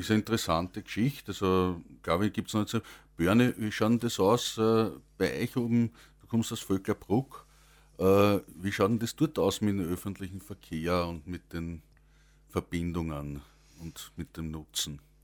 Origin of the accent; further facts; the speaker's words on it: Langenlois, Lower Austria, Austria; ich komme aus Langenlois und das ist also 7000 Einwohner mit rundherum liegenden Gemeinden